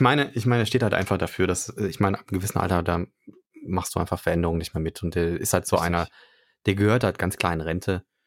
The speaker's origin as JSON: {"language": "German", "town": "Cologne", "region": "North Rhine-Westphalia", "country": "Germany", "tie": "born or raised there", "said": "ich bin ja gebürtiger Kölner und habe da äh, auch 100 Milliarden Jahre gewohnt"}